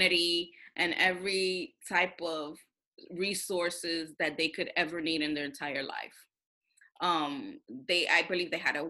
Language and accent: English; New York City, New York, United States; When you grow up in Washington Heights with a bunch of Dominicans